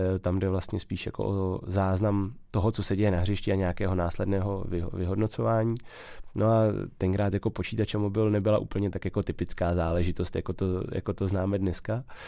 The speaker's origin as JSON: {"language": "Czech", "town": "České Budějovice", "region": "South Bohemian Region", "country": "Czechia", "said": "v Českých Budějovicích, odkud pocházím"}